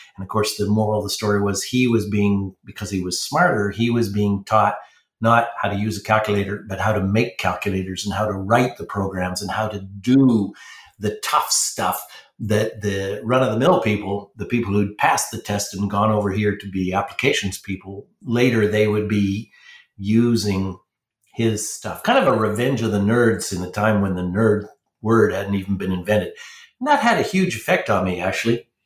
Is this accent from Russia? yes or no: no; New Brunswick, Canada; grew up in New Brunswick, which is the second most French province.